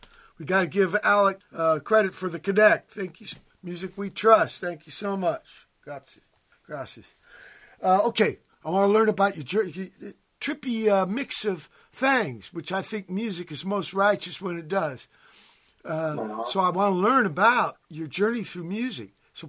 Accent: Virginia, United States; now in San Pedro, United States; look where I live in fucking Pedro, right? When I came here from Virginia.

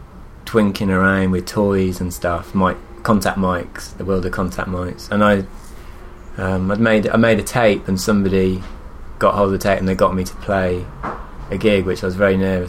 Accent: Shrewsbury, West Midlands, United Kingdom; moved away as an adult; now in Brighton, United Kingdom; And I moved back to my hometown. Ah, where are you from? From a town called Shrewsbury, which is in Shropshire, kind of near Wales.

